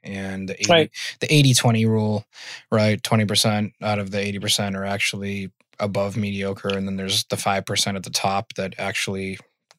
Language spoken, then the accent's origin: English; Worcester, Massachusetts, United States; I'm from Worcester, Massachusetts